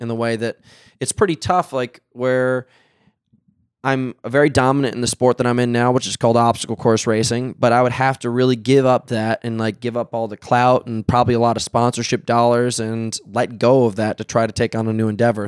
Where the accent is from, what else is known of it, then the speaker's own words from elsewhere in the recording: New York City, New York, United States; now in California, United States; I'm from New York City